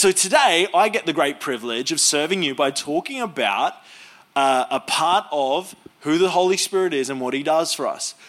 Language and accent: English; Queensland, Australia; Now, I'm from North Queensland, and so we speak very, very slow up there.